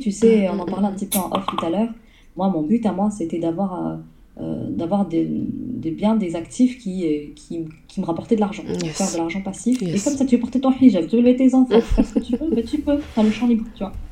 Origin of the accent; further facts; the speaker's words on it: south of France, France; je suis une, personne du sud de la France, une petite sudiste. Mon, mon accent, à ce qui paraît, il a disparu après quelques années sur Paris.